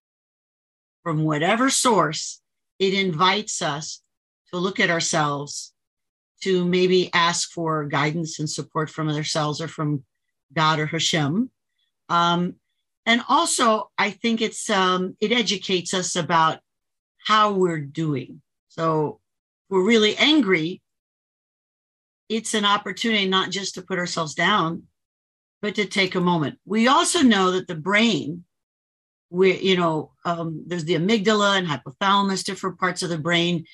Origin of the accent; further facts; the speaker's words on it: Miami, Florida, United States; I grew up in Miami area